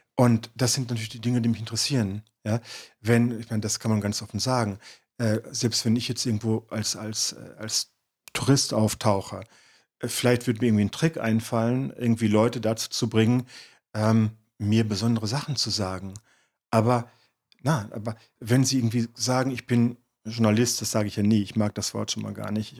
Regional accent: Detmold, North Rhine-Westphalia, Germany; das Dorf Pivizeide, dort, wo ich geboren bin, wo ich aufgewachsen bin

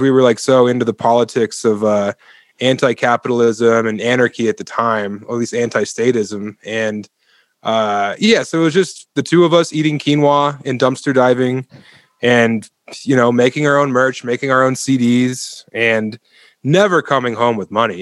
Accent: Elizabeth, Colorado, United States; also born or lived in Denver, Colorado / Ithaca, New York; I was born and raised on the eastern plains of Colorado in Elizabeth, Colorado

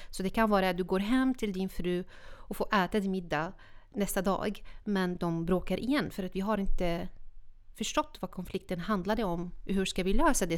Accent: Syria; Swedish is a second language; moved away as an adult; now in Sweden; Jag är född och uppvuxen i Syrien

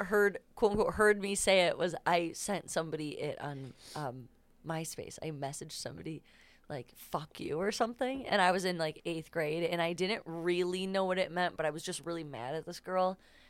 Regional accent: Hinsdale, Illinois, United States; The suburbs, Hinsdale.

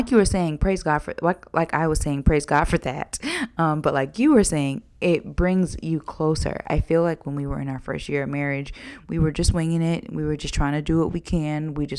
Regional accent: Georgia, United States; Sometimes you were raised in New York and I was raised in Georgia.

